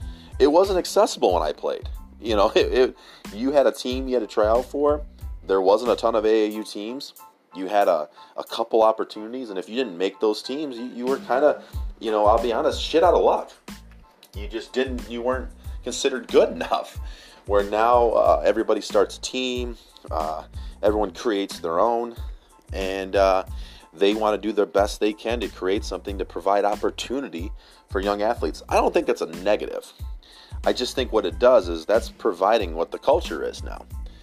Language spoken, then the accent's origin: English; Michigan, United States; I'm from Michigan.